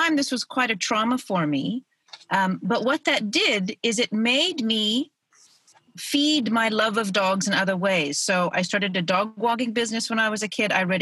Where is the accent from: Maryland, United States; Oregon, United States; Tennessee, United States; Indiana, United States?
Oregon, United States; moved away as an adult; now in South Africa; I was born in Oregon, and then when I was 25, I moved to South Africa